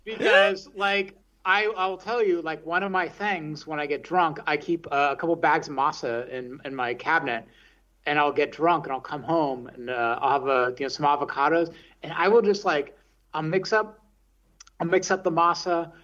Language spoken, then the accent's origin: English; the Bay Area, California, United States; moved away as an adult; also born or lived in San Francisco; now in Berlin, Germany; I grew up in the Bay Area